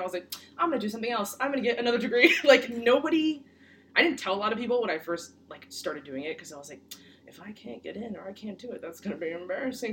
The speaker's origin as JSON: {"language": "English", "region": "Connecticut", "country": "United States", "tie": "born or raised there", "also_born_or_lived": "Brooklyn, New York", "said": "I was born in Brooklyn, and then I moved to Connecticut in 2007. So yes, I spent more of my life here than I did anywhere else"}